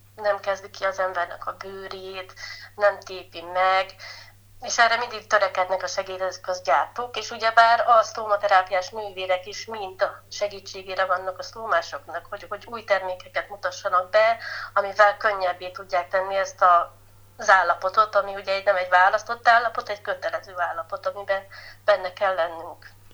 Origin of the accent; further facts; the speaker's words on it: Bükkszentkereszt, Borsod-Abaúj-Zemplén, Hungary; ide születtem, itt nőhetek fel, egy gyönyörű helyen